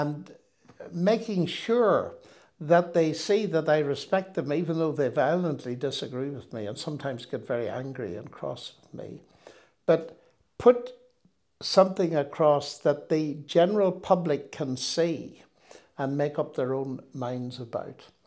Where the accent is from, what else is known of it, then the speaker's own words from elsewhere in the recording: Northern Ireland, United Kingdom; moved away as an adult; also born or lived in Cambridge / Oxford; I come from Northern Ireland, which in those days was very sectarian